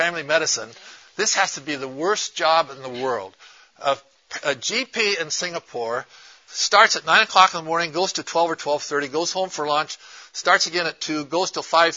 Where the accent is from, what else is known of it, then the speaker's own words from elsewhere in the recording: Portland, Oregon, United States; I'm from Portland, Oregon